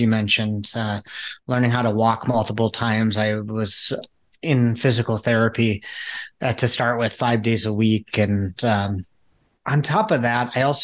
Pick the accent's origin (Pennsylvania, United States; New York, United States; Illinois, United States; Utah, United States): Illinois, United States; outside Chicago; I grew up outside Chicago.